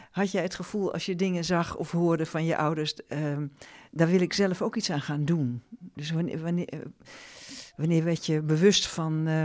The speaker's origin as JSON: {"language": "Dutch", "town": "Amsterdam", "region": "North Holland", "country": "Netherlands", "said": "ik ben Amsterdammer, hè?"}